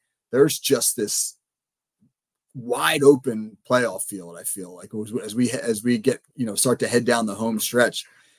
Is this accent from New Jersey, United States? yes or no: yes; New Jersey, United States; being from New Jersey myself, I'm from South Jersey